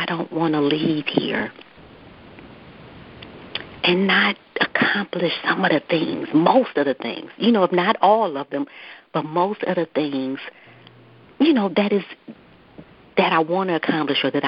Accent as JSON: {"language": "English", "town": "Detroit", "region": "Michigan", "country": "United States", "tie": "born or raised there", "said": "Yes, I am, born and raised."}